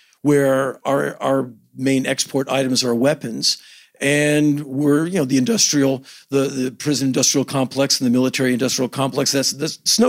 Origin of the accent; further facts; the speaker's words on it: Washington, District of Columbia, United States; I come from Washington, D.C.